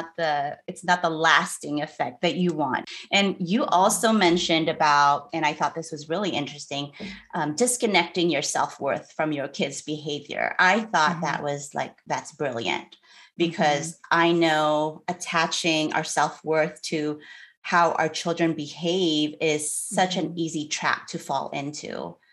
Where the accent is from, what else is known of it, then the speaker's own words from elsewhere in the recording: Philippines; And I'm Filipino and I'm married to a white man.